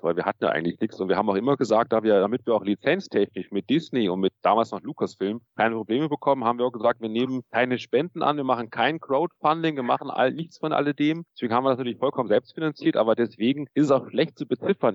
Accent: Munich, Bavaria, Germany; Ich komme aus München

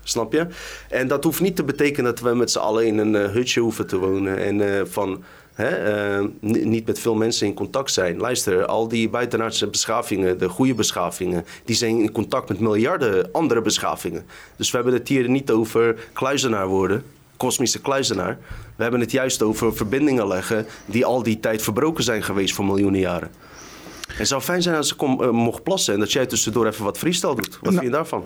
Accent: Randstad, Netherlands; in de Randstad, zeg maar, waar ik vandaan kom

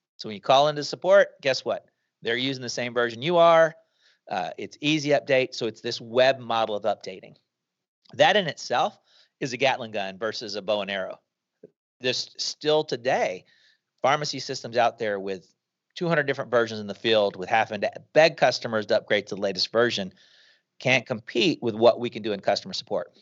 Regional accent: Shreveport, Louisiana, United States; moved away as an adult; We, we moved back to Shreveport, Louisiana, where I was from

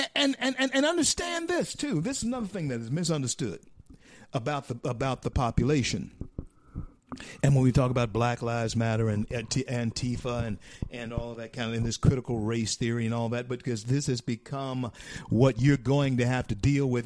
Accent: Shreveport, Louisiana, United States; now in Florida, United States; I'm from Shreveport. Uh, that's my home. Shreveport, Louisiana, my home.

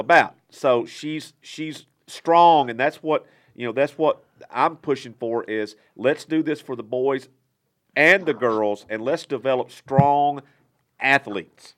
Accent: Texas, United States; moved away; I'm from Texas

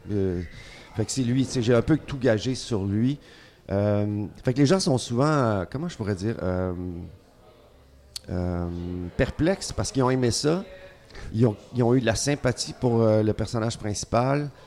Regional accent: Montreal, Quebec, Canada

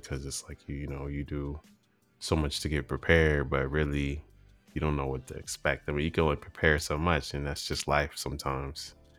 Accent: Virginia, United States; being from Virginia

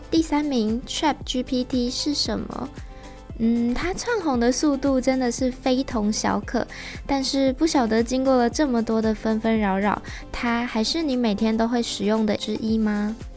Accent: Taiwan; 我们台湾人

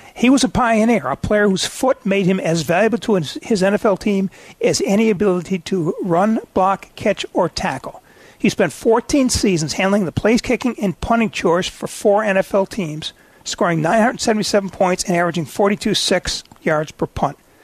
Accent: Detroit, Michigan, United States; the guy I grew up reading in Detroit, Jerry Green

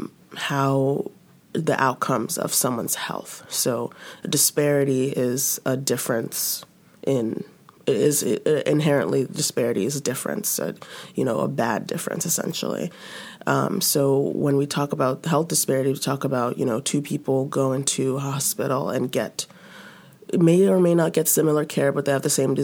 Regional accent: Atlanta, Georgia, United States; also born or lived in Nigeria; I grew up in Nigeria, partway. So was born there. Came to Atlanta, Georgia, when I was 7 years old in 1998. And grew up there, went to rest of elementary, middle, and high there

